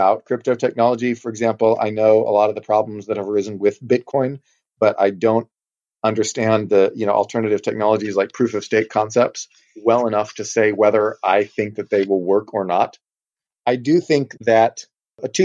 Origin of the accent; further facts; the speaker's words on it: Texas, United States; I am from Texas